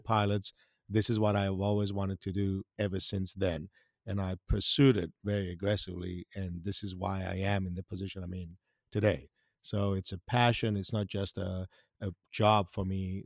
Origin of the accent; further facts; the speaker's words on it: Greece; English is a second language; moved away as an adult; also born or lived in Hawaii / South Mississippi; now in Mississippi, United States; I'm originally from Greece